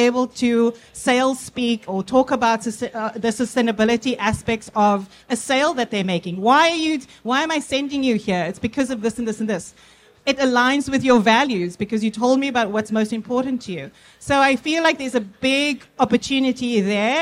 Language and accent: English; South Africa; now in United States; I am South African, based in the US.